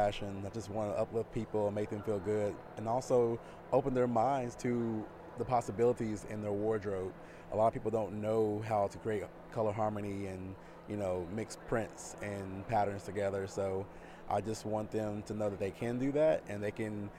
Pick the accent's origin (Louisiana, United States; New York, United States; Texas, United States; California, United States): Texas, United States; Dallas; I'm from Dallas, Texas